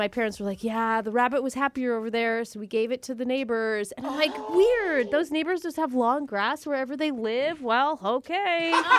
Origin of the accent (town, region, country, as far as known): United States; born or raised there; also born or lived in Idaho / Montana